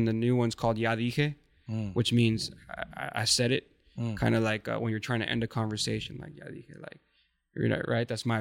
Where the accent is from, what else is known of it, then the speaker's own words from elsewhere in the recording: Sinaloa, Mexico; moved away; also born or lived in Orange County, California; I'm from Sinaloa